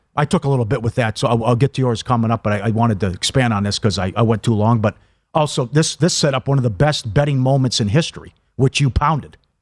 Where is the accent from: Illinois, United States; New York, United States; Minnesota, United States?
Minnesota, United States; growing up in Minnesota